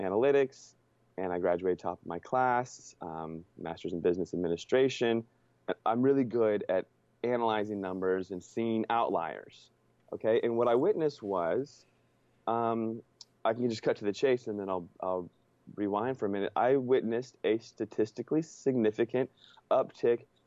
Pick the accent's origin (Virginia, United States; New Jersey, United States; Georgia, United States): Virginia, United States; just outside Washington, D.C. in; moved away as an adult; also born or lived in San Diego / Northern California; I grew up just outside Washington, D.C. in Virginia